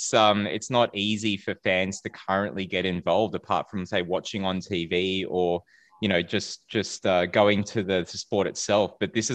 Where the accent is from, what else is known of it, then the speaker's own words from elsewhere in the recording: Australia; also born or lived in Philippines; I'm from the Philippines too, having been born there and then growing up in Australia.